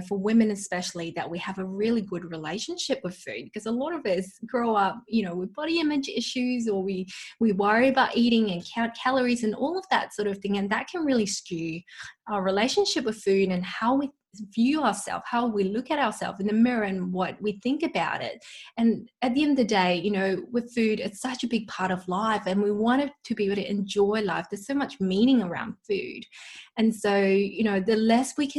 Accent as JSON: {"language": "English", "country": "Malaysia", "moved": "yes", "said": "I come from Malaysia, so I've got an Asian heritage, and back home, you know, my mum would use lots of garlic and onion in her cooking"}